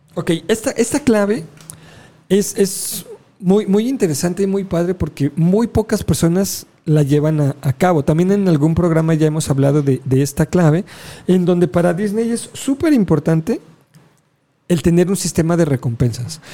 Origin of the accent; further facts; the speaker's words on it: Mexico; los alebrijes eran parte de, de nuestra cultura